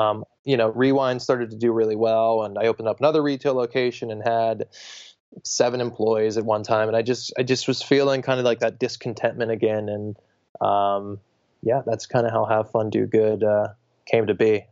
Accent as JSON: {"language": "English", "town": "Pittsburgh", "region": "Pennsylvania", "country": "United States", "moved": "as an adult", "lives_now": "Bay Area, United States", "said": "I'm from Pittsburgh, Pennsylvania. I'm currently living in, uh, Northern California in the Bay Area"}